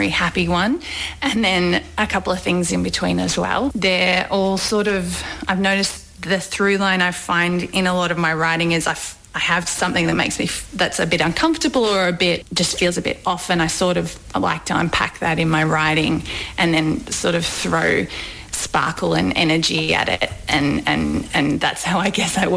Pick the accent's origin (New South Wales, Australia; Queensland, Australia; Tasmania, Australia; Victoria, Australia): Victoria, Australia; Melbourne; also born or lived in Ballarat; I grew up in Melbourne